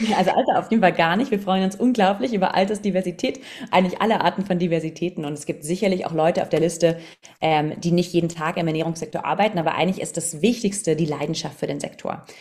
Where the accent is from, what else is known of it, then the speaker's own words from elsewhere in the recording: Southern Germany, Germany; moved away as an adult; also born or lived in London; ich bin aus dem Süden von Deutschland